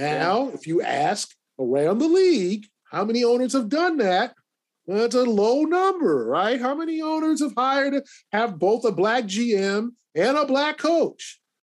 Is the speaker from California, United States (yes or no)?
yes; Inglewood, California, United States; moved away; I grew up near the Forum